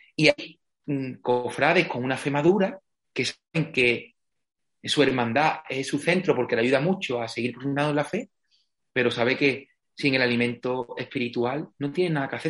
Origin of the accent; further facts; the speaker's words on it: Villamartín, Andalusia, Spain; moved away as an adult; desde siempre he tenido mucha cercanía con la parroquia de mi pueblo, Villamartín